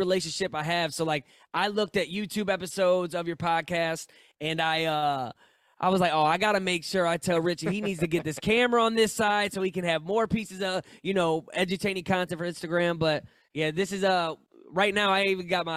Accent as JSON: {"language": "English", "town": "St. Louis", "region": "Missouri", "country": "United States", "said": "I'm from St. Louis."}